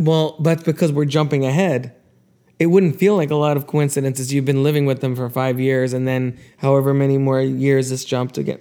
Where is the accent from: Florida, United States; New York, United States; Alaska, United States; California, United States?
Florida, United States; we're from Florida